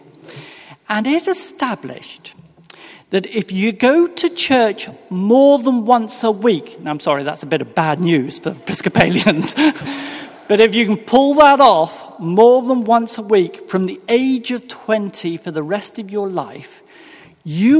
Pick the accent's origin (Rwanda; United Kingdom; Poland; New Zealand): United Kingdom; England; moved away as an adult; now in Virginia, United States; I am, in actual fact, from England. I'm one of many people who've made the journey across the Atlantic